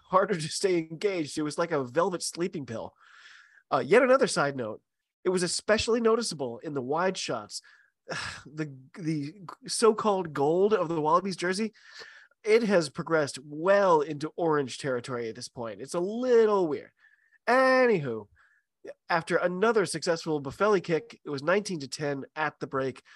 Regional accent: United States; I'm an American

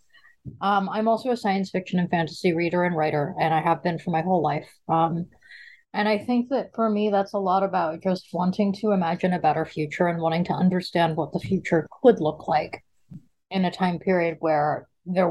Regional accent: Seattle, Washington, United States; also born or lived in Brooklyn, New York; I grew up in a combination of Seattle, Washington, and Brooklyn, New York. I was raised in the gay community of Seattle, primarily

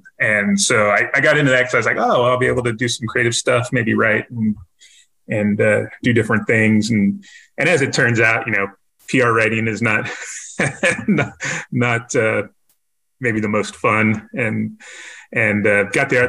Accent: near Vandenberg Air Force Base, Central California, United States; moved away as an adult; now in San Antonio, United States; So I grew up near an Air Force base called Vandenberg Air Force Base, in Central California by Santa Barbara.

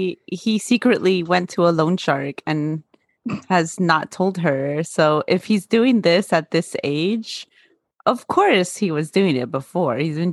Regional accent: Oakland, California, United States; when we were growing up in Oakland.

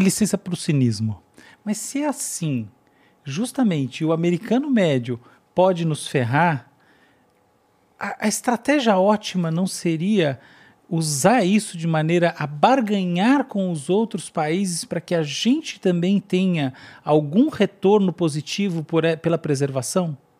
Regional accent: Brazil; como brasileiros

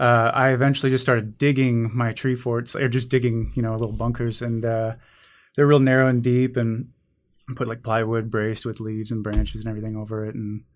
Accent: Omaha, Nebraska, United States; when I was growing up in South Omaha, there was a little woodlot near my house.

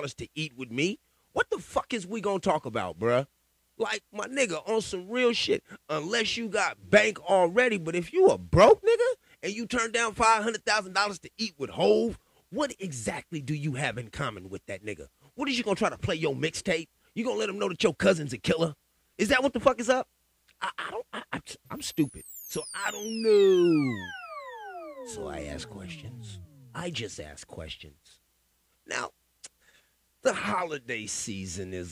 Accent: West Coast, United States; I'm from the West Coast

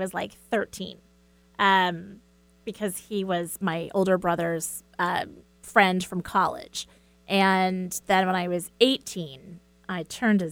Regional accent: United States; as an American

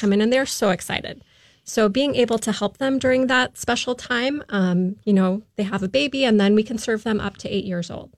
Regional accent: Afton, Minnesota, United States; also born or lived in Boston / Florida; I'm originally from Minnesota, out in the Afton area

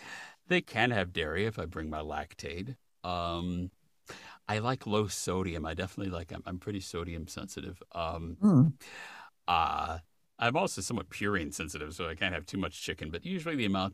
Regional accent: Midwest, United States; Well, I grew up in the Midwest, so you know there's lots of deer hunting in the Midwest.

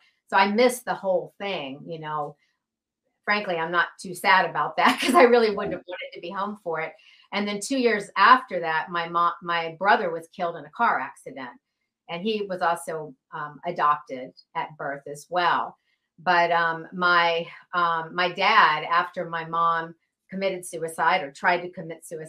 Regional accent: Atlanta, Georgia, United States; I was actually raised in Atlanta, Georgia

